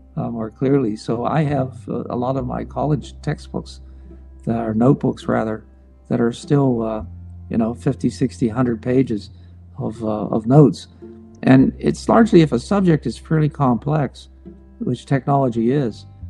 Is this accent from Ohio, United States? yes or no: no; Pittsburgh, Pennsylvania, United States; moved away; We were both born and raised in Pittsburgh